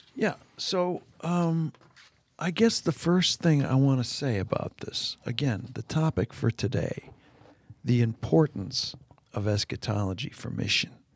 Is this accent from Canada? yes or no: yes; Canada; moved away; my days growing up in Canada when school would start.